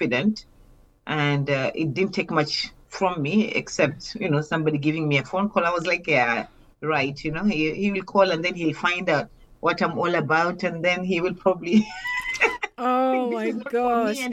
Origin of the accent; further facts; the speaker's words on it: Mombasa, Mombasa County, Kenya; I come from Kenya, but I come from Mombasa